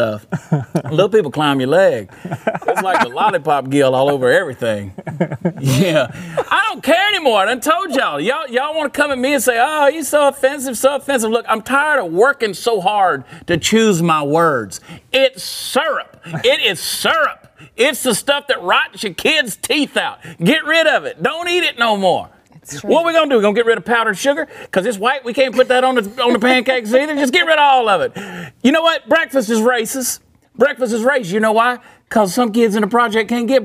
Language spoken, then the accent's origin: English; the South, United States; I grew up in the South